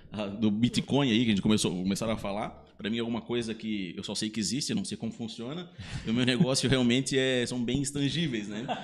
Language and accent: Portuguese; Blumenau, Santa Catarina, Brazil; eu nasci em Blumenau